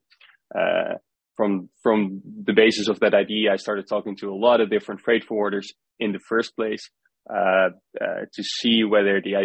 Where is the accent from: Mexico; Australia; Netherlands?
Netherlands; I grew up in the Netherlands as well.